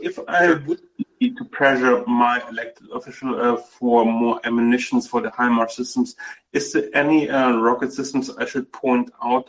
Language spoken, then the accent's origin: English; Germany; now in California, United States; Well, I'm originally from Germany. My family's mostly from Poland, all over Europe, Eastern Europe, and I'm currently living in California for a couple of years.